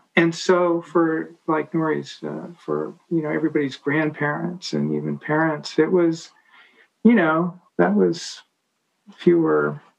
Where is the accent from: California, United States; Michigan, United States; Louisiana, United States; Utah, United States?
California, United States; Atherton; also born or lived in Palo Alto / Switzerland / Paris; But I grew up in Atherton.